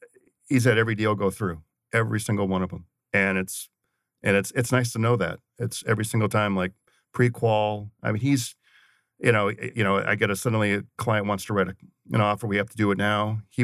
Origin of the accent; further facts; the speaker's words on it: St. Paul, Minnesota, United States; I grew up in St. Paul, Minnesota, and my uncle was a longtime broadcaster with a very big radio station.